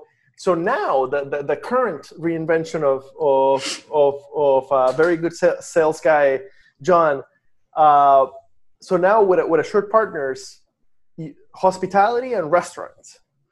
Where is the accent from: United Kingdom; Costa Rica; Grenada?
Costa Rica; I grew up in Costa Rica, but I like to say that I'm Iowan.